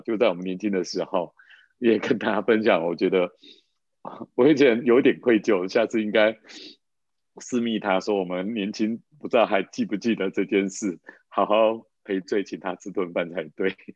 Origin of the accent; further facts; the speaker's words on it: Taiwan; 我们那时候在那个眷村长大的